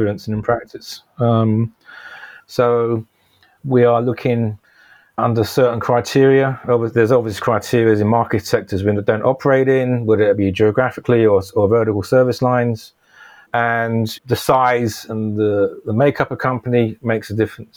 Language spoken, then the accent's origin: English; London, United Kingdom; I grew up in North London, a place called Palmer's Green